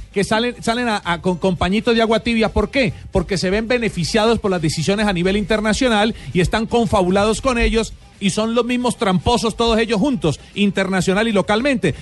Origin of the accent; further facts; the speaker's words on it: Colombia; Yo soy colombiano